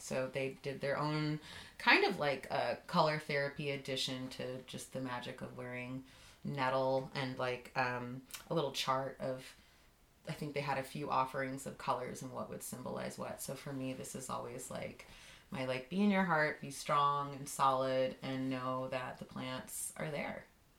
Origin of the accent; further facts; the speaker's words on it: East Coast, United States; And growing up on the East Coast, I did have some exposure to that green, but it was, like, so much more.